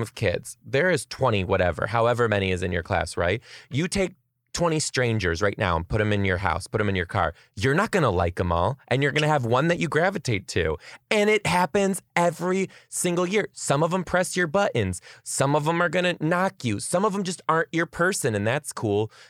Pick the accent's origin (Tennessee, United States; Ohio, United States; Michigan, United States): Michigan, United States; Detroit; I am from Detroit.